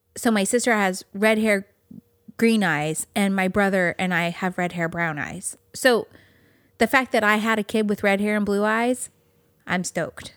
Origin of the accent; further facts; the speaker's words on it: California, United States; moved away; growing up in California